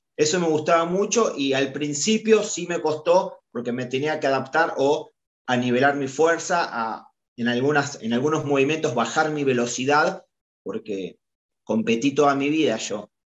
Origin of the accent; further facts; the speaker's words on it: Argentina; representando a Boca, a Boca Junior y a la selección argentina eh, en mi país